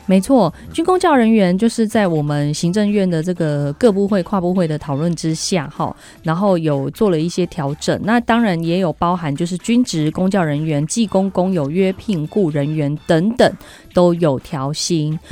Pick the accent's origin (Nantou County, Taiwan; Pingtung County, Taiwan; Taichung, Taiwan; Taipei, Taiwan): Taichung, Taiwan; 我们台中人